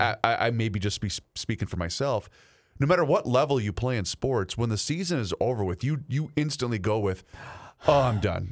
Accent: Faribault, Minnesota, United States; moved away; the Tetzlaff family down there in Faribault, Minnesota, my hometown

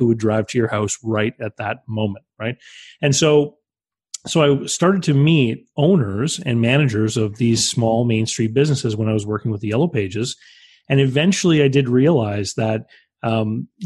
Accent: New Brunswick, Canada; I was the only person in my province. I live here on the East Coast of Canada. I was the first person in New Brunswick

